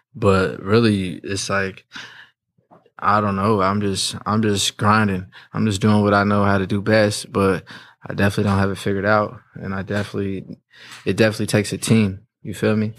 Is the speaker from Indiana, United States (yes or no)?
yes; Indianapolis, Indiana, United States; also born or lived in North Carolina; I grew up in Indianapolis.